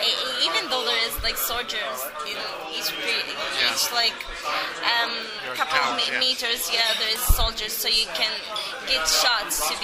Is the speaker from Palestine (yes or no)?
yes; Bethlehem, West Bank, Palestine; born there; English is a second language; Yes, I was born in Bethlehem.